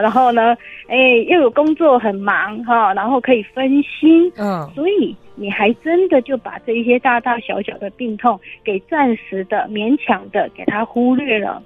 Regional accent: Taiwan; 我们台湾人

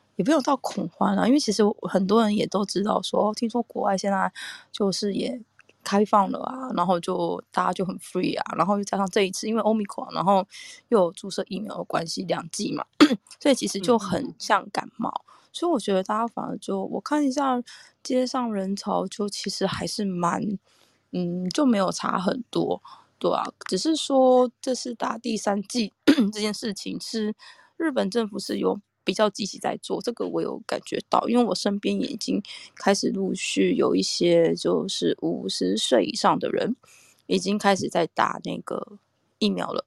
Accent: Taiwan; now in Japan; 我是台湾来的

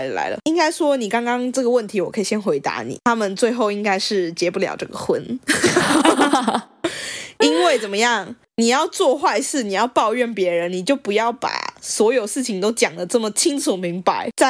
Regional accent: Taipei, Taiwan; 我爸妈都是台北人，然后我也是台北人哎，我是 A 开头的身份证字号。

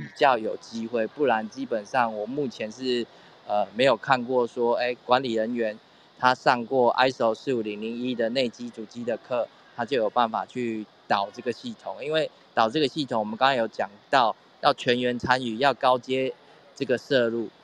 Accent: Taiwan; 我们台湾这边

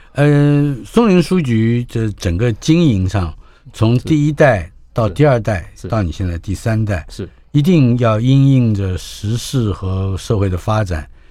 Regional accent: Taipei, Taiwan; 我小时候住在台北辽宁街，马路，大马路就是南京东路

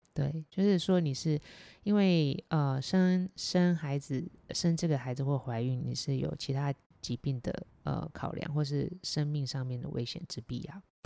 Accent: Taiwan; 我们台湾

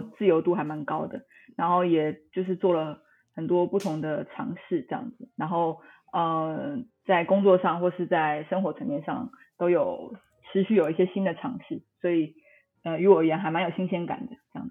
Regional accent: Tainan, Taiwan; 我是台南人啦，所以我其实 ，这个经常出没点就是台南

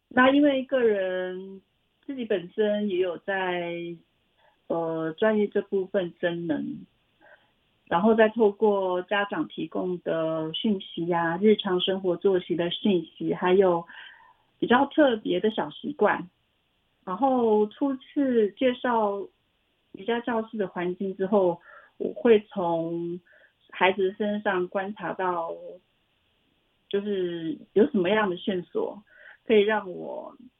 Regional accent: Xincheng, Hualien County, Taiwan; moved away as an adult; 我是来自花莲曼波语的故乡新城

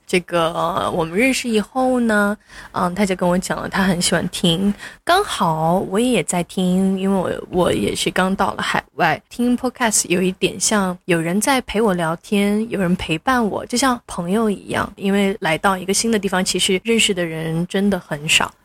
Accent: Sichuan, China; moved away as an adult; also born or lived in Chengdu; now in Singapore; 中国大陆四川长大的，在成都工作了两到三年，现在就到这边咯

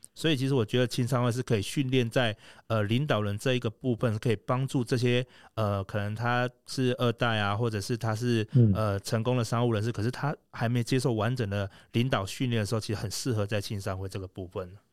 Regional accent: Taiwan; 我们台湾人

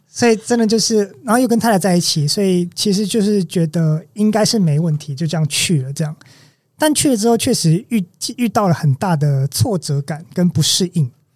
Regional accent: Taichung, Taiwan; also born or lived in Kaohsiung; 我在这里长大，当然我有对它有一定的熟悉程度

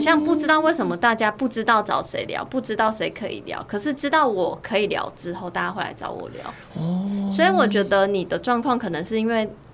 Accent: Taiwan; 台湾早期我小时候在看的八点档

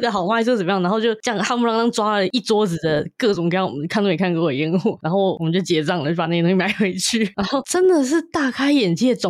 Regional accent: Taipei, Taiwan; 可能因为我本来就从小在台北市长大。

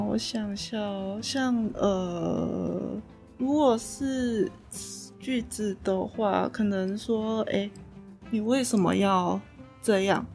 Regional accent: Ipoh, Perak, Malaysia; moved away as an adult; now in Kaohsiung, Taiwan; 我家乡，就是嗯。怡保

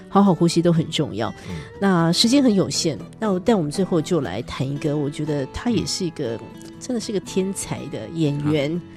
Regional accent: Taiwan; 我们台湾人

